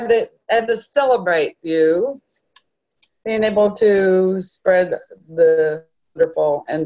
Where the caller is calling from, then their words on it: Arlington, United States; Oh, I'm from Arlington.